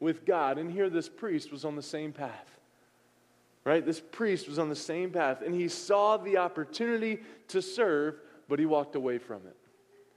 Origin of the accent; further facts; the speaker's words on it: the South, United States; moved away; I'm from the South